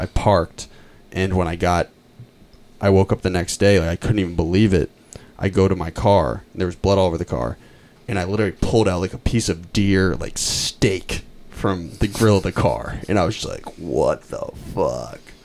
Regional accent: Lincoln, Massachusetts, United States; I'm from Lincoln, Mass, and I grew up on Deer Haven Road

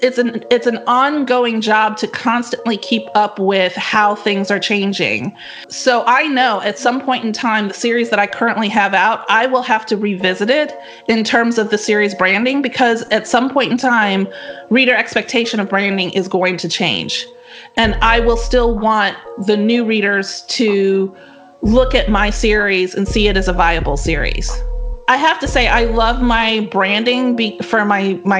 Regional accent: the South, United States; I'm from the South, which is true

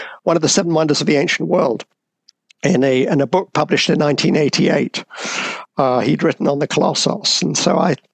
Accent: United Kingdom; I was born in Britain, and my father was a curator at the British Museum

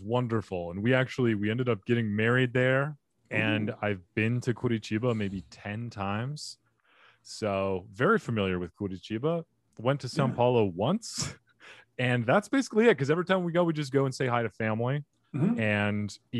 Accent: Phoenix, Arizona, United States; also born or lived in Cottonwood, Arizona; I grew up I was born in Phoenix. And then when I was young, I think about 11 or 12, my family decided to move to Cottonwood, Arizona, a little farm town.

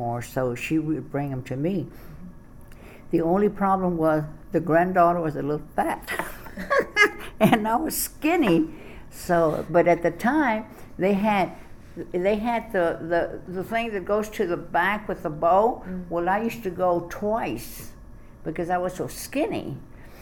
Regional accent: Austin, Texas, United States; I was born here in Travis County in Austin, Texas

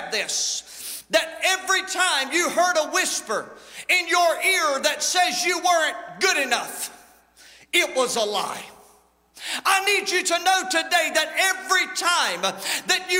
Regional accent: United States; accent: country; I just said it in the country lingo that we use. It is my native tongue. It is what I have learned to speak is country.

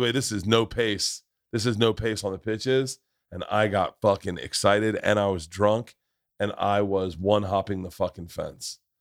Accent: Tampa, Florida, United States; growing up in Tampa

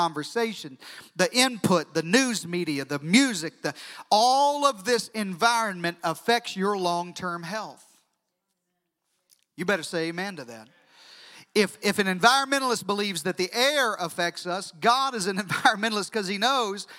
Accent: Deep South, United States; now in Central Texas, United States; I'm from the Deep South

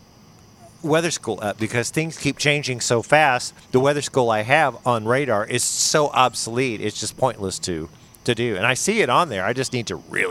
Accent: Springfield, Missouri, United States; Born and raised in Springfield.

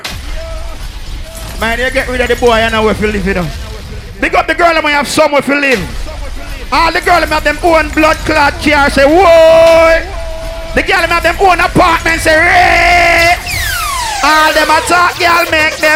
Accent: Jamaica; I'm a Jamaican

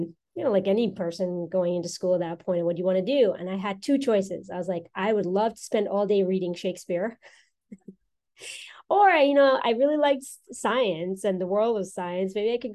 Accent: New York, United States; also born or lived in South America; I'm South American born. And so my parents migrated from South America to the US. I was 15 when we moved here we moved to New York. Mm-hmm. And so I'm from New York, actually.

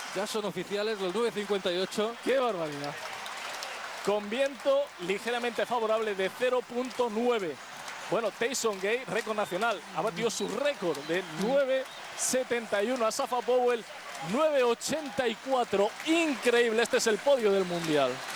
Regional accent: Colombia; soy colombiano

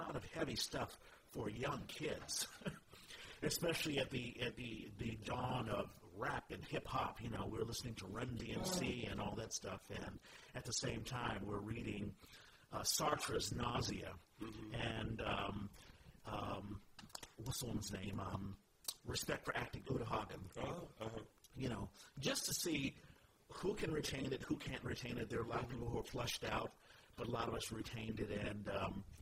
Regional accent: Washington, District of Columbia, United States; also born or lived in San Antonio, Texas; So I was born in Texas. My dad was stationed in San Antonio, Texas, Fort Sam Houston. And I was born in 69, and I think the plan was to come to California, but Mom was homesick, so we moved back to Washington, D.C., and I'm raised in Washington, D.C., in D.C., not the suburbs

